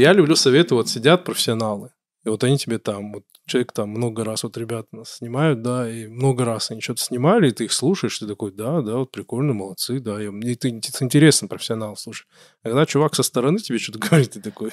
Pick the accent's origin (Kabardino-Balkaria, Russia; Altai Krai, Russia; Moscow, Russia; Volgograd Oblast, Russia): Kabardino-Balkaria, Russia; я люблю свой край, я позиционирую себя, я кабардинец, я там адык, черкес